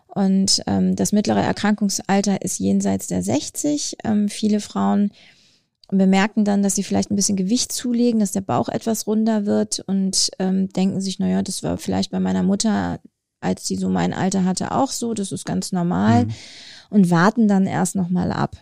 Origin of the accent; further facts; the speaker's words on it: North Rhine-Westphalia, Germany; also born or lived in Herne / Bonn; now in Wolfsburg, Germany; ich bin in Ostwestfalen groß geworden